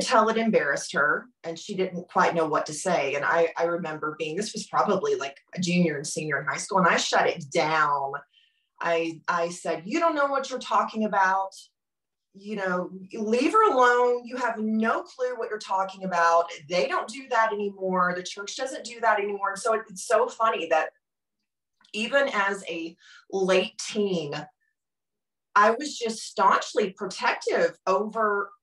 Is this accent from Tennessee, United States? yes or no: yes; Germantown, Tennessee, United States; I was born and raised in Memphis, suburb outside of Memphis would be Germantown.